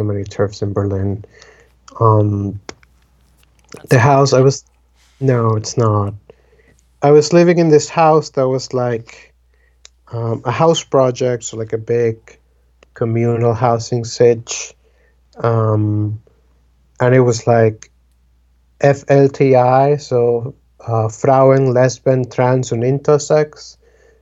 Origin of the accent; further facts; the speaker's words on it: Dominican Republic; first language Spanish; English is a second language; moved away; I'm originally from the Dominican Republic